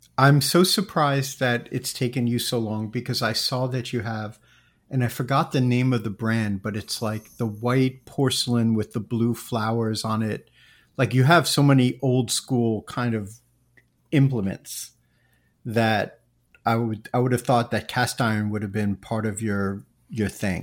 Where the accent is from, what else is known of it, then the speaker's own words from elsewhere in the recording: New York area, United States; moved away as an adult; also born or lived in Japan / Asia; I grew up also in the New York area